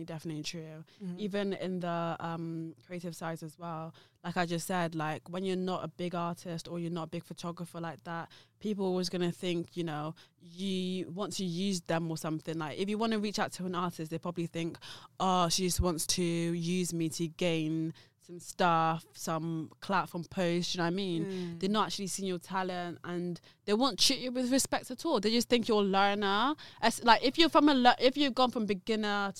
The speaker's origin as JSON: {"language": "English", "town": "Gloucester", "region": "South West England", "country": "United Kingdom", "also_born_or_lived": "London", "said": "I'm from Gloucester. I'm not actually from London, but I actually managed to establish my business in London"}